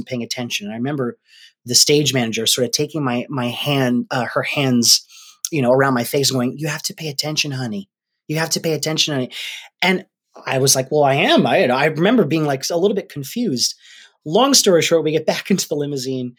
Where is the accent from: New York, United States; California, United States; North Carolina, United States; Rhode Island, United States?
Rhode Island, United States; We're from Rhode Island.